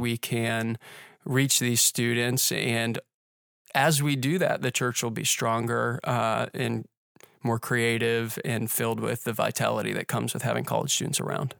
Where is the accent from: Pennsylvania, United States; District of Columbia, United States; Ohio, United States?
Pennsylvania, United States; Pittsburgh; also born or lived in Indiana; now in Orlando, United States; I grew up in Pittsburgh